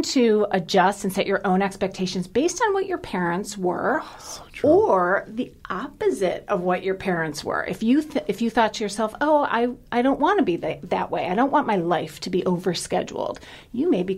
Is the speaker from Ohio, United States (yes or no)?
yes; Cleveland, Ohio, United States; I grew up in Cleveland